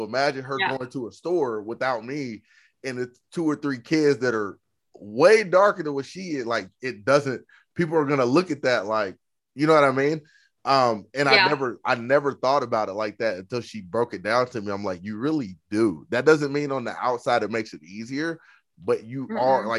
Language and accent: English; Oklahoma, United States; Like we're from Oklahoma, we're Native American, but I don't know the culture.